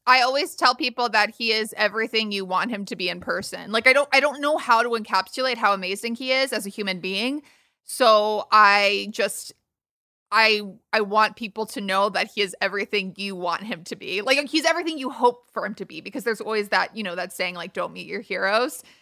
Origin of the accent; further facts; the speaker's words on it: United States; moved away; also born or lived in New York / Los Angeles; I grew up in New, New York and then L A, so kind of both coasts.